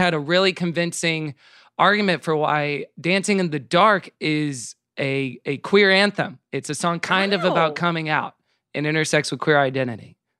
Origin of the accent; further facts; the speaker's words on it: Houston, Texas, United States; my hometown in Houston, Texas.